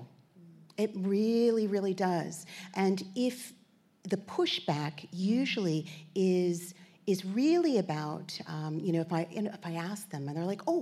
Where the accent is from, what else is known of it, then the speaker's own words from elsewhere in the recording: Virginia Beach, Virginia, United States; moved away as an adult; also born or lived in New York; now in Australia; I'm from New York originally, and grew up in Virginia Beach